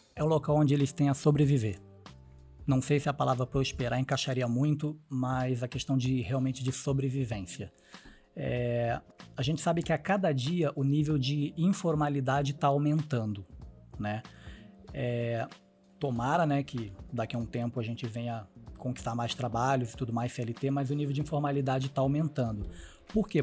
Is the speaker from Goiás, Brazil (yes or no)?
no; Mesquita, Rio de Janeiro, Brazil; also born or lived in Jardim Guacuri, São Paulo; now in São Paulo, Brazil; eu sou da Chatuba de Mesquita. Baixada Fluminense do Rio de Janeiro.